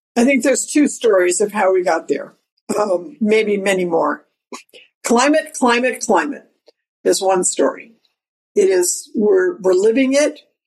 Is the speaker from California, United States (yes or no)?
yes; California, United States; moved away as an adult; now in New York City, United States; I live in New York City, but I grew up in California